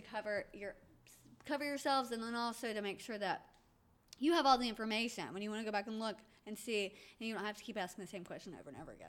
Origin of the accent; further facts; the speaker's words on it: Atlanta, Georgia, United States; I was born in Atlanta